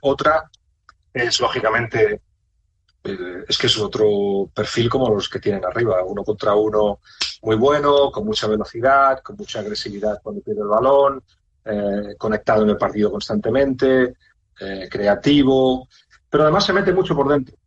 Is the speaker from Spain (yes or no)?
yes; Spain; moved away as an adult; also born or lived in Liverpool; soy, soy español